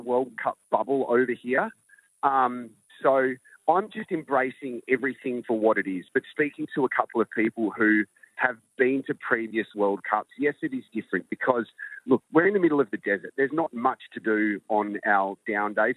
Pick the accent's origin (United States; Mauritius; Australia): Australia; I'm Australian